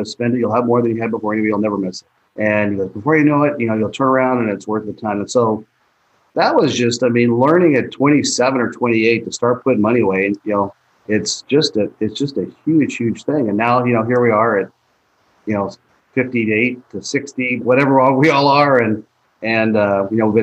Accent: Kansas City, Missouri, United States; moved away; I grew up in Kansas City

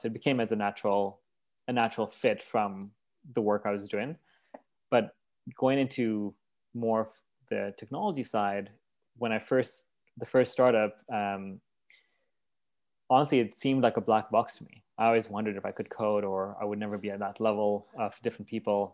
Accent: Kenya; moved away; also born or lived in Vancouver, Canada; I was born in Vancouver, but raised in Kenya

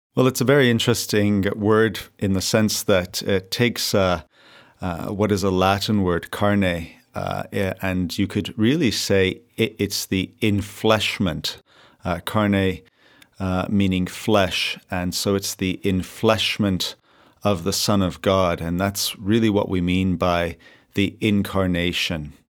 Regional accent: Victoria, British Columbia, Canada; also born or lived in South Africa / Madison, Wisconsin; now in Vancouver, Canada; I grew up in Victoria, BC, born in South Africa, but uh, went to America just for the uh, university experience

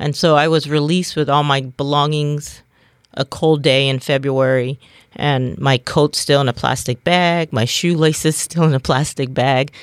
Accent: Bremerton, Washington, United States; I was born and raised in Kitsap County, um, born and raised in Bremerton.

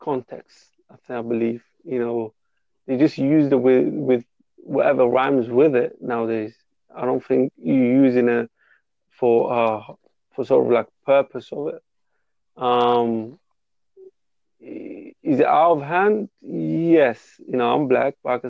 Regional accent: London, United Kingdom; I'm from England, by the way, too. I don't know if you can tell my accent

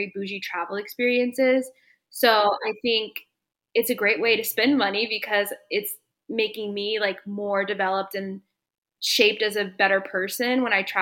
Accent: Dallas, Texas, United States; moved away; My hometown is Dallas, and I actually just moved back here in December of 2021

